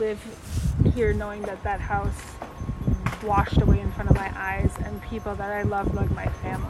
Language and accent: English; Chicago, Illinois, United States; now in Altena, Germany